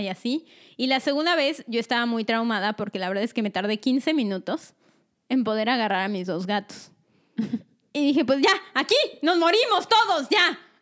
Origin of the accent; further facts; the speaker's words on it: State of Mexico, Mexico; first language Spanish; moved away as an adult; now in United States; Nosotras vivimos casi toda nuestra vida en el Estado de México